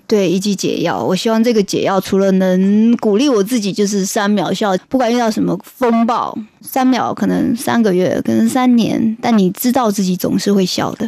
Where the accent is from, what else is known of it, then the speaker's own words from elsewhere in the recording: Fujian, China; moved away; 我来自福建，对，对。我的口音是我的特色。而且不是闽南